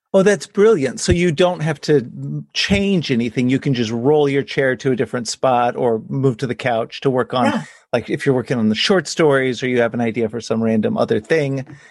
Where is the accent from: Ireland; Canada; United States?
United States; Texas; now in Hudson Valley, New York, United States; I'm a seventh generation Texan, so growing up in Texas, we had snow twice